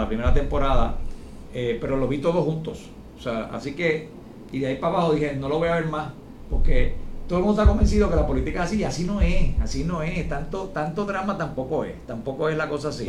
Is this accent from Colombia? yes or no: no; San Juan, Puerto Rico; also born or lived in Washington; yo vengo de una familia de comerciantes pequeños, en una familia muy, muy de San Juan, de Santurce